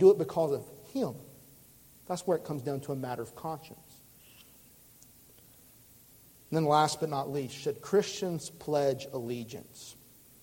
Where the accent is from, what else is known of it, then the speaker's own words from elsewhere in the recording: United States; I love being an American